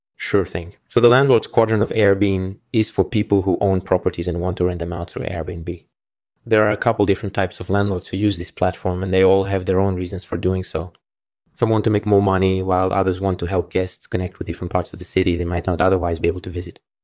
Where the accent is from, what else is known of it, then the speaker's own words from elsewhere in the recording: Moscow, Russia; I grew up in Moscow, Russia